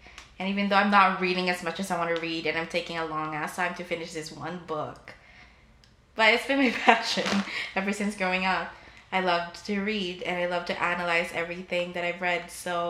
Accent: Philippines; if you can't tell, I'm Filipino, and if you don't know the stereotype, Filipinos go to nursing.

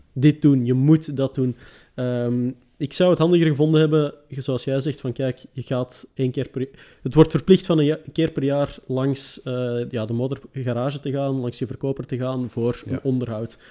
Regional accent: Netherlands; als Nederlander

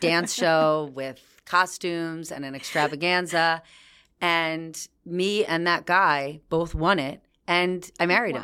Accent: New Jersey, United States; I was from New Jersey

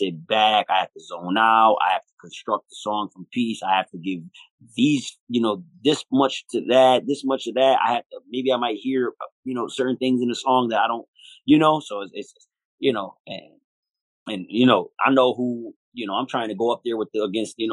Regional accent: Buffalo, New York, United States; We're from Buffalo

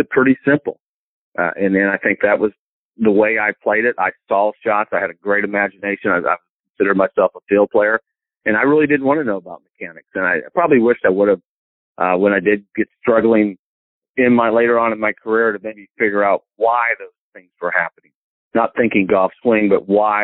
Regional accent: Marion, Indiana, United States; moved away as an adult; also born or lived in Johnstown, Pennsylvania / Tennessee; now in Greenwood, United States; growing up in Indiana

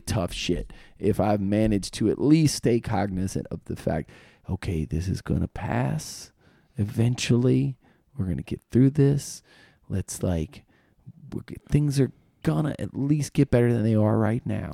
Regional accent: Virginia, United States; also born or lived in Fort Meade, Maryland; I'm from Virginia

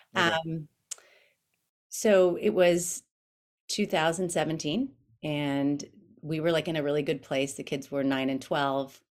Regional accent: Winter Park, Florida, United States; moved away as an adult; also born or lived in North Carolina; now in El Segundo, United States; I grew up in Winter Park, Florida

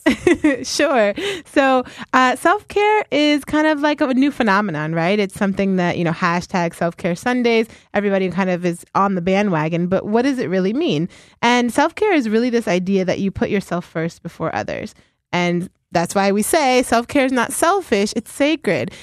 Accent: Ohio, United States; now in Philadelphia, United States; I am from Ohio originally.

